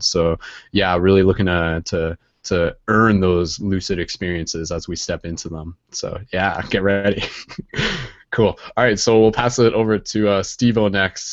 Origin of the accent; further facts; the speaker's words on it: Canada; I'm Canadian